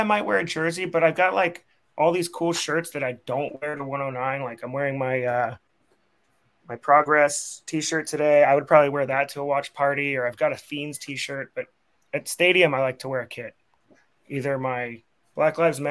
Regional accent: San Francisco, California, United States; I grew up in San Francisco

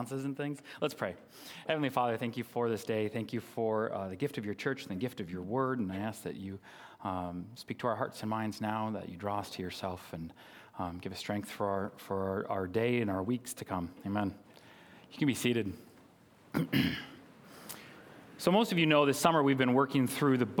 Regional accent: Minnesota, United States; I grew up in Malacca, Minnesota

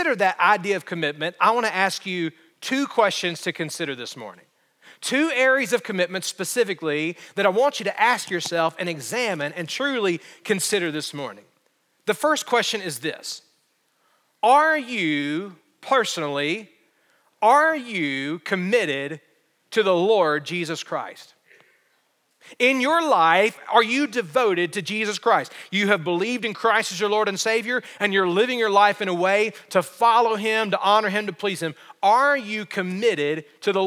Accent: Alabama, United States; growing up in Alabama

